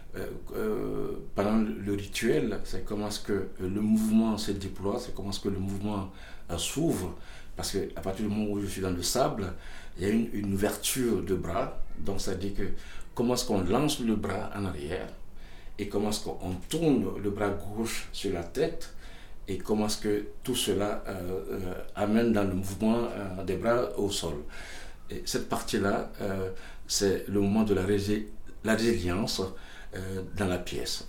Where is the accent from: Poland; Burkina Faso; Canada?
Burkina Faso; Je viens de Burkina Faso